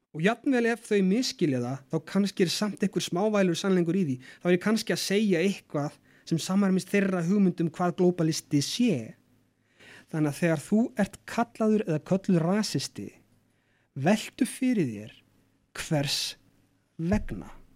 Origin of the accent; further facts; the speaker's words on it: Iceland; við erum sjálfstæð frá Danmörku og ægila ánað með það að fá að ráða okkar eigin málum